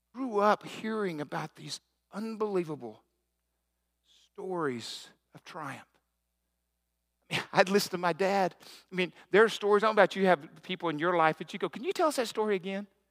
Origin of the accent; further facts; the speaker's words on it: the South, United States; I grew up in the South and back, back in the sixties